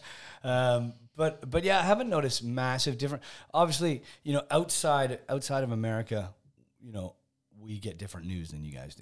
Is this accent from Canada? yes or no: yes; Canada; moved away as an adult; also born or lived in England / Spain; now in United Kingdom; I was born in England, kind of grew up in Canada, spent 20 years in Spain, and then uh, got sucked back into the UK by by Discovery Channel.